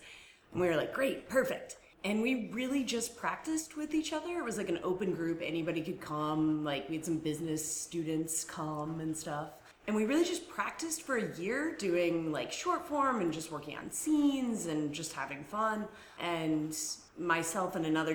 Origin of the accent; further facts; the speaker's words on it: Ohio, United States; moved away; I'm originally from Ohio